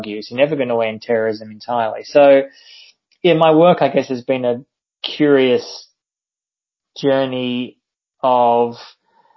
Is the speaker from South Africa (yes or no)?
no; Australia; I'm Australian, but I've often lived and travelled overseas